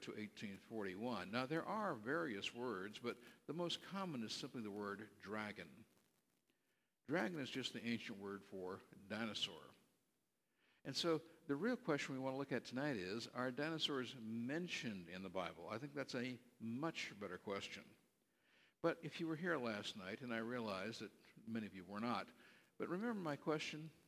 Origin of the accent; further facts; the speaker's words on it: Berkeley, California, United States; I was born out in California, raised on the campus at Cal Berkeley